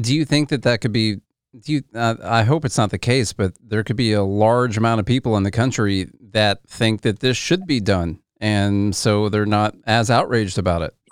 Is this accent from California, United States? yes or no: no; Tennessee, United States; I'm from Tennessee